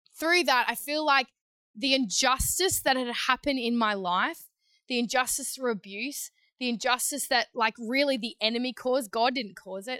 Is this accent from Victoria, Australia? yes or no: no; Queensland, Australia; also born or lived in New South Wales; I was living in New South Wales at the time, Queensland girl, but grew up um, for a short period in New South Wales